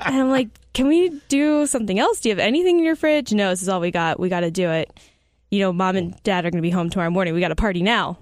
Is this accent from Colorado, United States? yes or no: no; Arizona, United States; I grew up in Arizona